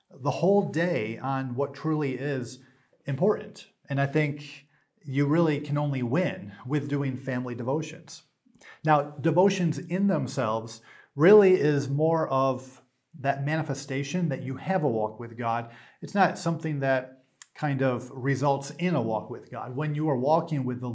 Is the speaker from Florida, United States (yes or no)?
no; New York, United States; I'm from New York